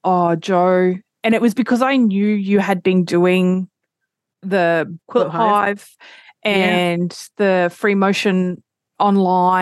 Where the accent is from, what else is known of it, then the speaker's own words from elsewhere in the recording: Australia; I'm Australian